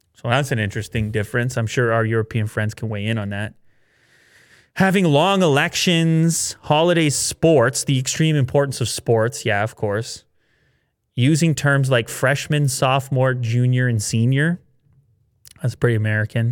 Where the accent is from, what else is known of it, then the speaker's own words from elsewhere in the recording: Canada; we're coming from the Canadian perspective